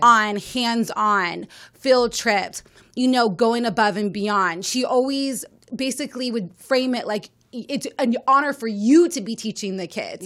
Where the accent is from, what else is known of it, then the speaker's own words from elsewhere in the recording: Las Vegas, Nevada, United States; I am from Las Vegas, Nevada